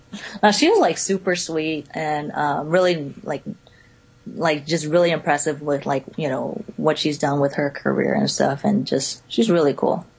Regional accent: Richmond, California, United States; now in Florida, United States; I'm from the Bay Area in Cali

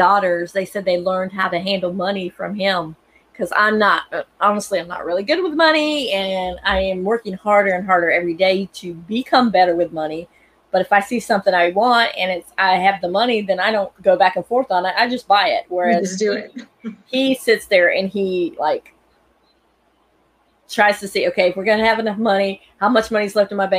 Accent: North Carolina, United States; And I'm here in North Carolina. I was born in North Carolina

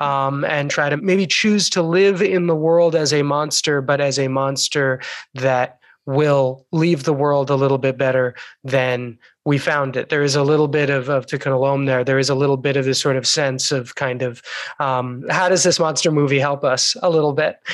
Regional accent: United States; we are three American Jews, relatively well assimilated here

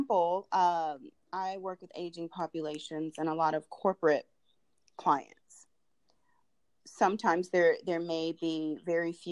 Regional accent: Durham, North Carolina, United States; moved away as an adult; also born or lived in Los Angeles, California; now in Atlanta, United States; I grew up in Durham, North Carolina, kind of near the Research Triangle Park, where Duke University is located.

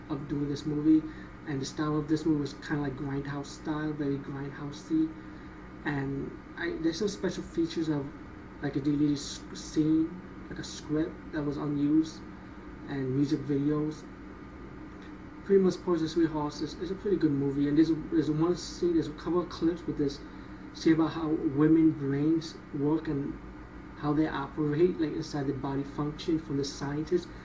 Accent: India; pretty much as being Indian, I grew up around these supernatural stories and magic and never misuse it.

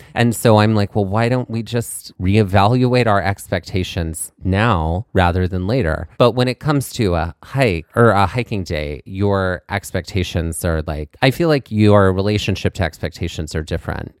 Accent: Mississippi, United States; growing up in Mississippi, it was a lot of country music

